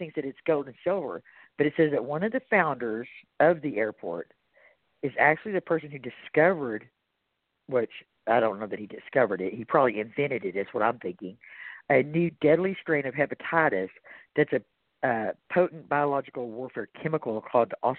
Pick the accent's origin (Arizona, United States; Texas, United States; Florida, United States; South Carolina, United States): Texas, United States; accent: Texas; my Texas accent